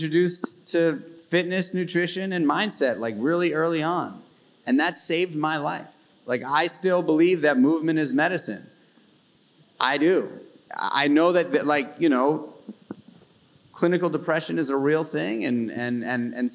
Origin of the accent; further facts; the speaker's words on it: New York City, New York, United States; I grew up in New York City, in Manhattan, as a kid, in public school system